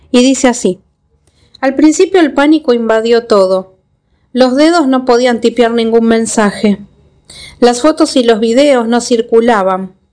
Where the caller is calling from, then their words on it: Argentina; Hola Gaby … de Argentina